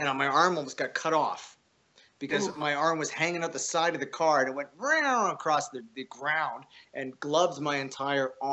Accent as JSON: {"language": "English", "country": "Canada", "said": "I'm Canadian"}